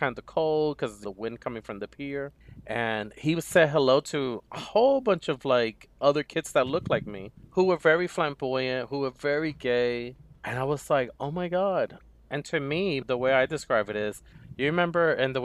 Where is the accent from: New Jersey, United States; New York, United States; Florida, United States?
New York, United States; New York City; I grew up in Harlem